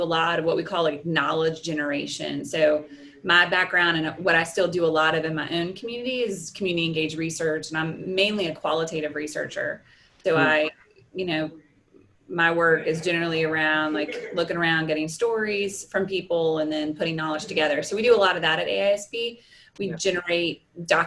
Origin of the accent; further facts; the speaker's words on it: Charlotte, North Carolina, United States; I am a native lifelong Charlottean